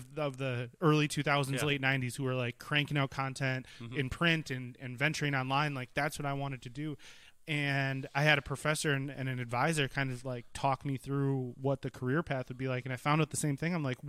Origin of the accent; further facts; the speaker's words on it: Green Bay, Wisconsin, United States; I grew up in Green Bay.